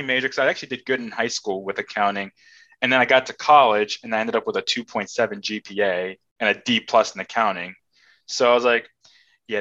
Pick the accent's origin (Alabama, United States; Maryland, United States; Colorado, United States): Maryland, United States; also born or lived in England; I've lived in Maryland most of my life.